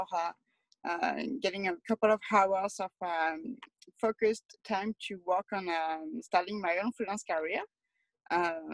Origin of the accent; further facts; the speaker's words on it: France; moved away as an adult; now in Toronto, Canada; I'm from France, and I've grew up in a lot smaller city than Toronto